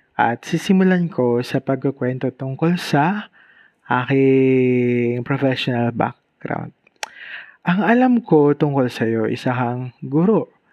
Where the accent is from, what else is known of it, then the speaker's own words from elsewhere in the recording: Bicol Region, Philippines; premier state university dito sa amin sa Bicol